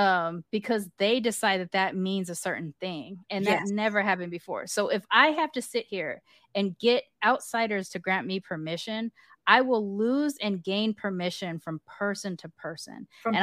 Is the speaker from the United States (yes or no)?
no; United Kingdom; I view it like almost like the first time it happened to me, because I am British, I had this image of like knighting a person, like I dub you a mix